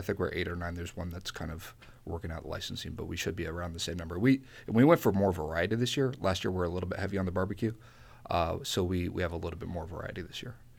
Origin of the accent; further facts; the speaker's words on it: Columbia, Maryland, United States; also born or lived in Washington, D.C.; I'm from Columbia. I moved back to Columbia a couple years ago, bought a house